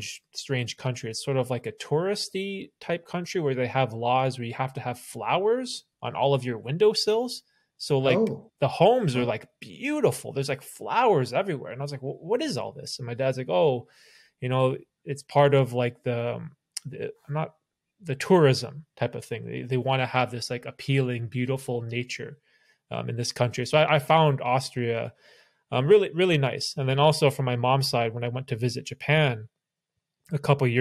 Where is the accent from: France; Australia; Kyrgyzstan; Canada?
Canada; Toronto area, Ontario; also born or lived in Bermuda; we sort of grew up in Canada by Toronto